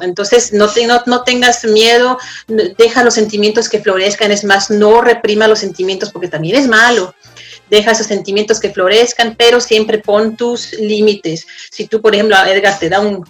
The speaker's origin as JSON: {"language": "Spanish", "country": "Mexico", "moved": "yes", "lives_now": "Denmark", "said": "Como mexicano, como extranjero"}